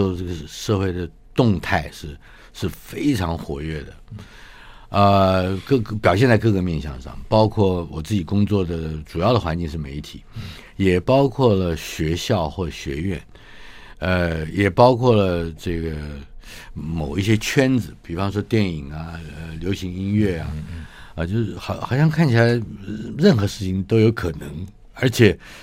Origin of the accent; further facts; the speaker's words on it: Taipei, Taiwan; 我出生于台北嘛，一九五七年